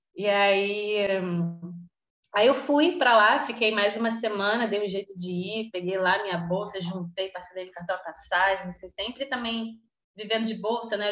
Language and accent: Portuguese; Petrópolis, Rio de Janeiro, Brazil; now in Rio de Janeiro, Brazil; eu nasci no Rio, mas cresci em Petrópolis